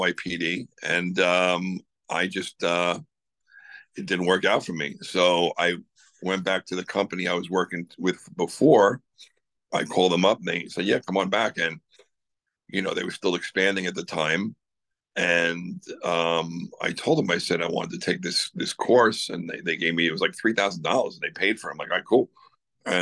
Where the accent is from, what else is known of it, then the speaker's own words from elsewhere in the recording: Long Island, New York, United States; I'm from Long Island